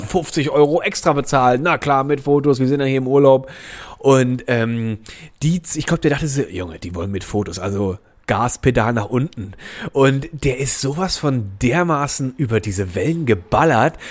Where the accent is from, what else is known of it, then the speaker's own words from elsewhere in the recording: Germany; da wo ich aufgewachsen bin, das war ja am Rhein